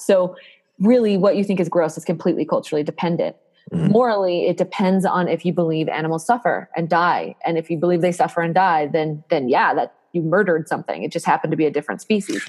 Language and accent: English; United States; as a American